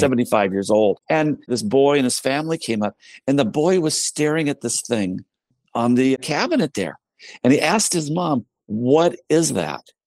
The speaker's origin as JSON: {"language": "English", "country": "United States", "said": "as an American"}